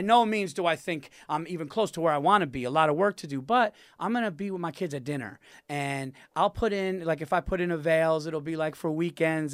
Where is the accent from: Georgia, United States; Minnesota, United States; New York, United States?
New York, United States; my hometown